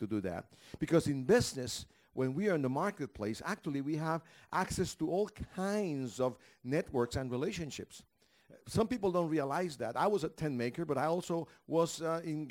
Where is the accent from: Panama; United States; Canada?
Panama; I'm from Panama.